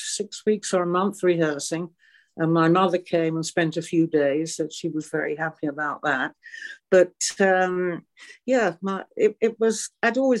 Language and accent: English; England, United Kingdom; moved away as an adult; also born or lived in Normandy, France; now in France; I was tiddling around at the age of three, like most little English girls